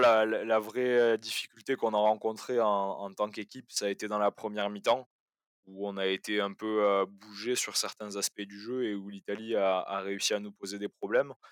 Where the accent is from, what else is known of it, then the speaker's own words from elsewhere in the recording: France; en tant que Français